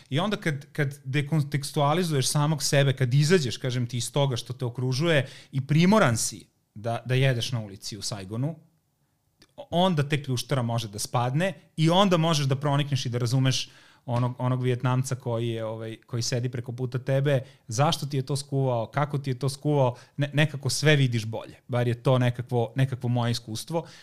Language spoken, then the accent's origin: Croatian; Zrenjanin, Vojvodina, Serbia; ja sam dete iz Banata